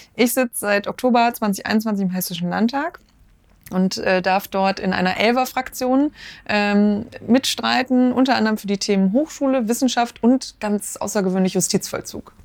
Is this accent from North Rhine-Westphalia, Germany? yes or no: yes; Ruhr area, North Rhine-Westphalia, Germany; now in Marburg, Germany; Ich komme aus dem Ruhrgebiet, also aus dem Pott